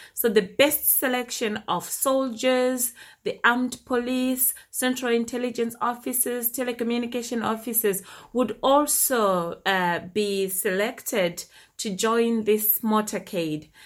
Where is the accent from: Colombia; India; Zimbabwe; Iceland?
Zimbabwe; my early childhood when I was growing up in Zimbabwe in the early 80s